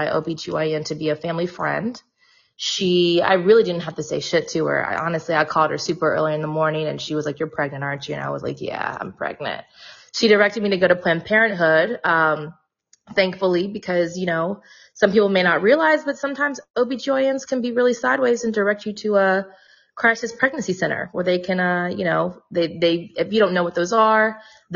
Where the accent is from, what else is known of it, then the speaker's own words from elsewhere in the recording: Nashville, Tennessee, United States; moved away as an adult; now in Brooklyn, United States; I'm originally from Nashville, Tennessee. I now live in Crown Heights, so Brooklyn, New York